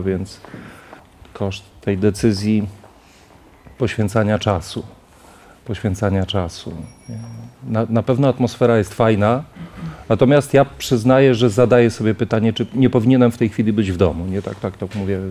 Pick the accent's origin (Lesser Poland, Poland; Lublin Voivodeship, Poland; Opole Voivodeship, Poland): Lublin Voivodeship, Poland; Lubartów; jestem z Lubartowa